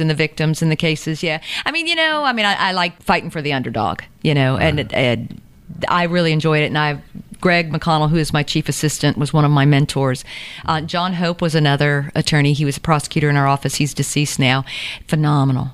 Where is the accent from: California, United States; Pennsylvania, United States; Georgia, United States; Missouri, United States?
Georgia, United States; Savannah; also born or lived in Statesboro / Cherokee County; I grew up in Windsor